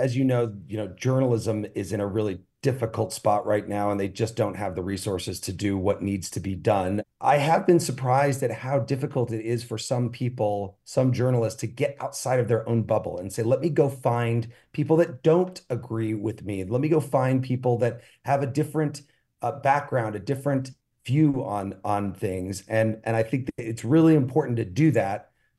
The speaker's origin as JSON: {"language": "English", "region": "Illinois", "country": "United States", "said": "I'm from Central Illinois"}